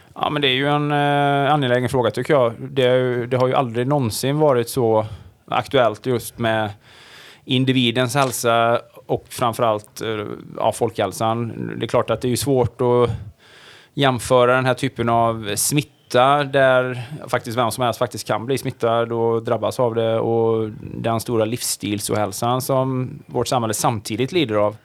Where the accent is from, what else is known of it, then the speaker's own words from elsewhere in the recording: Sweden; man född och uppvuxen i Sverige och är någonstans i min ålder så här medelålders